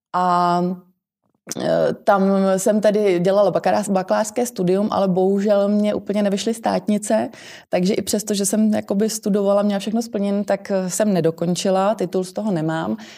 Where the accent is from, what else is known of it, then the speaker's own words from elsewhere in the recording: Plzeň, Plzeň Region, Czechia; also born or lived in New Zealand; u nás v Plzni